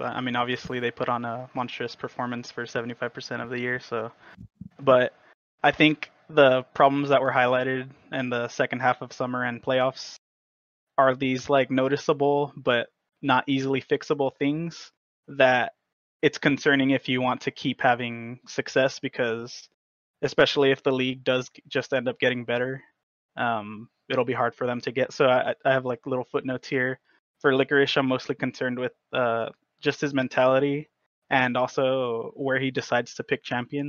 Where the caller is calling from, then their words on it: Edinburgh, Texas, United States; Edinburgh, Texas.